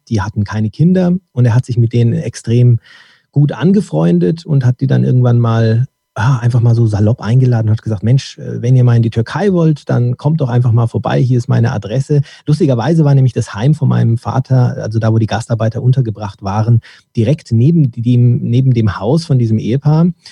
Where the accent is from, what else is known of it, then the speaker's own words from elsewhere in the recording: Dortmund, North Rhine-Westphalia, Germany; ich wurde dann in Dortmund geboren